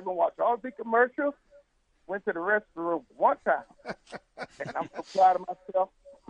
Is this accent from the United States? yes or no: yes; Searcy, Arkansas, United States; now in Huntsville, United States; I was born and raised in Searcy, Arkansas.